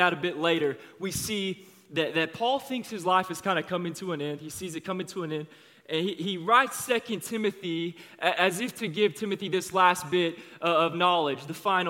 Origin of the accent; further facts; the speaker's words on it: Overland Park, Kansas, United States; I grew up around here. I'm from Overland Park. I went to Olathe East High School